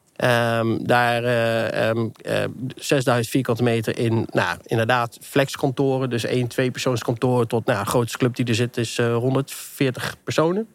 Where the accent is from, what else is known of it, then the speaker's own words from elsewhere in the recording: Netherlands; we inderdaad als Nederlander